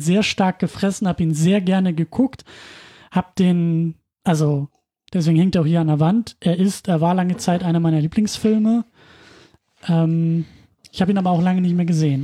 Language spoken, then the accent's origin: German; Husum, Schleswig-Holstein, Germany; moved away; in Husum damals noch geguckt, also in meiner Heimatstadt